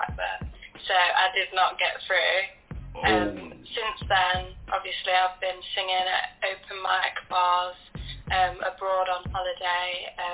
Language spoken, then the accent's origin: English; Mansfield, East Midlands, United Kingdom; So I'm 20 years old and I am from Mansfield near Nottingham